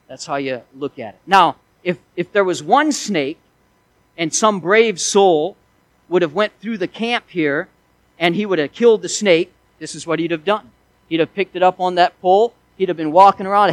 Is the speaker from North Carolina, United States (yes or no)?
no; Missouri, United States; I was raised in Missouri, and we had lots of snakes there.